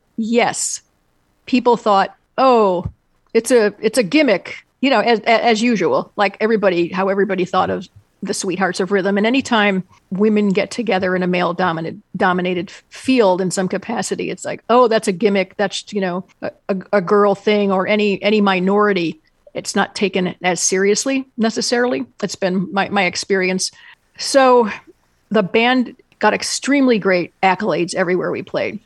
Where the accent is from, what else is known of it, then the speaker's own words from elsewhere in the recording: Endicott, New York, United States; when I was a kid growing up in Endicott, New York, which is in the southern tier of New York